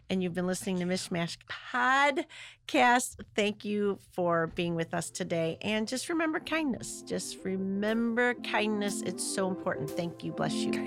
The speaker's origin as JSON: {"language": "English", "region": "Midwest", "country": "United States", "said": "I'm from the Midwest"}